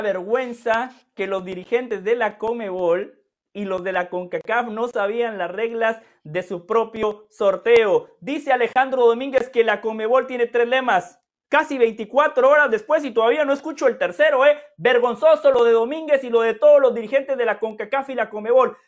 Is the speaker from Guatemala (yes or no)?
yes; Guatemala; now in United States; yo nada más soy de Guatemala